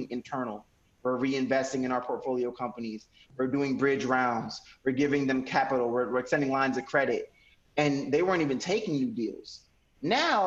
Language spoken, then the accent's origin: English; Paterson, New Jersey, United States; I'm an American. I was born in Paterson, New Jersey.